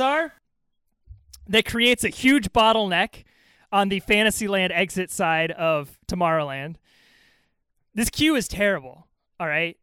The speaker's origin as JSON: {"language": "English", "region": "Southern California", "country": "United States", "tie": "born or raised there", "said": "growing up in Southern California like me"}